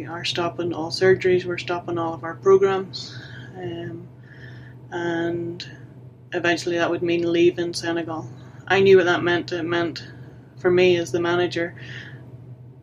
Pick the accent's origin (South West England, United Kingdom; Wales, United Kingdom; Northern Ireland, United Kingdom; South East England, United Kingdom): Northern Ireland, United Kingdom; Ballyvay; moved away as an adult; also born or lived in Belfast; I'm from Ballyvay, I'm a nurse